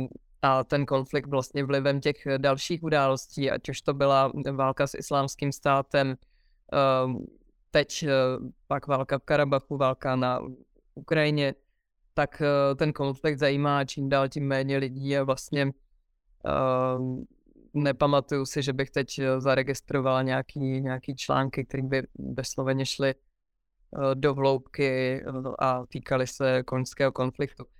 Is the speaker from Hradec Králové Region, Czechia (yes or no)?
no; Pardubice, Pardubice Region, Czechia; moved away; východní Čechy jsou moje rodiště a to bude vždycky ta moje rodná hruda, na kterou se budu vracet a miluju to tam, i když už dlouho v Pardubicích nežiju